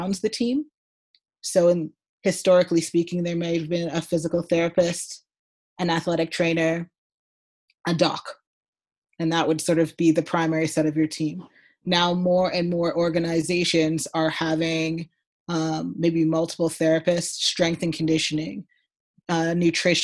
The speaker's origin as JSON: {"language": "English", "country": "Canada", "said": "I'm Canadian"}